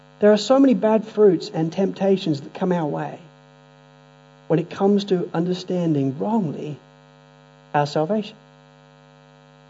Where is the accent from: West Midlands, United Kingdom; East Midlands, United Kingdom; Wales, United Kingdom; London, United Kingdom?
East Midlands, United Kingdom; Spalding; growing up in Spalding in Lincolnshire